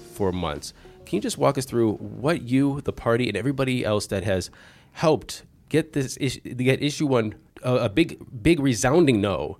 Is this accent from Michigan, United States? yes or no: no; Bay Village, Ohio, United States; Bay Village, my hometown